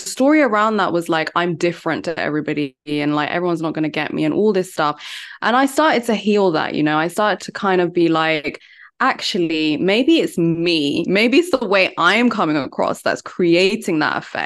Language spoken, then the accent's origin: English; London, United Kingdom; also born or lived in India; I'm from London. I live in London.